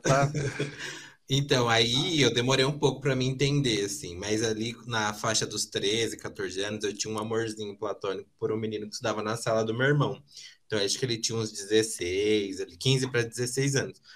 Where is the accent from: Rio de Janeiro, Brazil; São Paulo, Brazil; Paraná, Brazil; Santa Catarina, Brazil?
São Paulo, Brazil; sou aqui de São Paulo